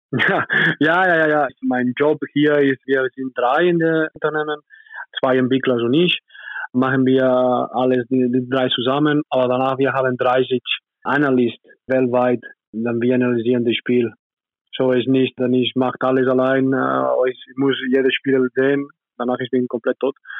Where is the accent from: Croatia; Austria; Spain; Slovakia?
Spain; German is a second language; moved away as an adult; now in Nürtingen, Germany; Kanoyas ist meine Heimat